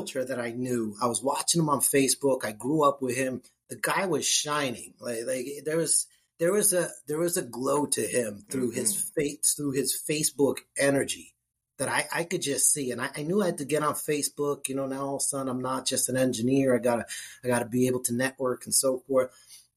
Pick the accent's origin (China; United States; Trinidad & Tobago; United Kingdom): United States; New Jersey; moved away as an adult; now in Jacksonville, United States; I'm born and raised in Jersey. I live in Jacksonville, Florida now